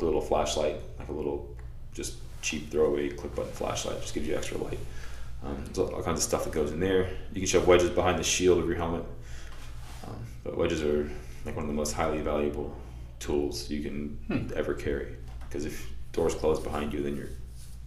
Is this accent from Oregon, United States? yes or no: no; Florida, United States; the beach we grew up at over in Florida